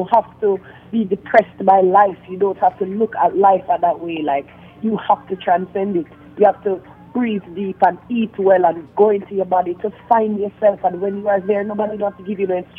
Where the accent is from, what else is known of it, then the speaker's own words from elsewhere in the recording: Jamaica; growing up in Jamaica